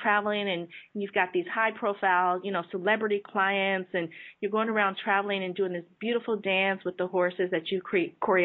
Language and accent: English; San Jose, California, United States; I grew up in San Jose